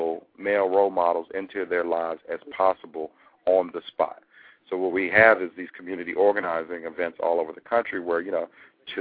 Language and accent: English; Maryland, United States; You know us as a Maryland folk